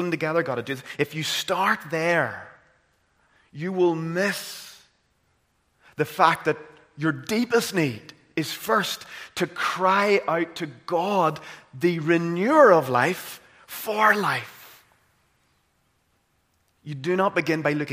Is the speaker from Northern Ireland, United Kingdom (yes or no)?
yes; Caledon, Northern Ireland, United Kingdom; growing up in Caledon and County Tyrone